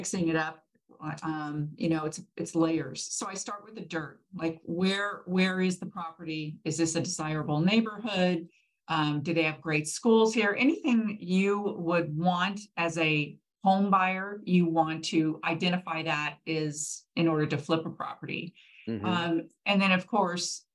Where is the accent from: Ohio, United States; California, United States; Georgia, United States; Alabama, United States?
California, United States; Manhattan Beach; I grew up in Manhattan Beach